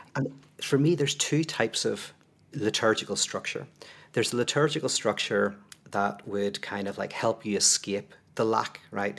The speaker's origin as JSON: {"language": "English", "region": "Northern Ireland", "country": "United Kingdom", "said": "I come from Northern Ireland"}